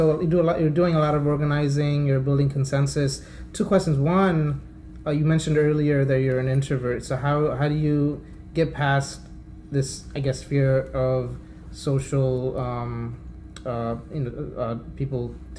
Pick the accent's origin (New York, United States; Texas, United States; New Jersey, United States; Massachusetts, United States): New York, United States; New York City; also born or lived in Staten Island; when I was growing up in Kensington